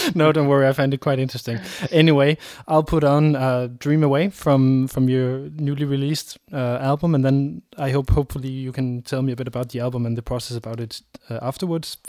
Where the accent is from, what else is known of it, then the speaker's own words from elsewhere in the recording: Denmark; a pure purely raised Dane